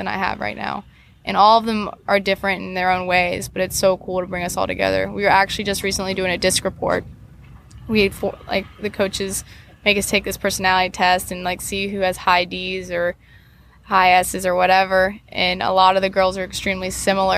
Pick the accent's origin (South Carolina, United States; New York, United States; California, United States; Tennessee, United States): South Carolina, United States; Columbia; now in Kentucky, United States; I'm just from Columbia, where our winters is 40 degrees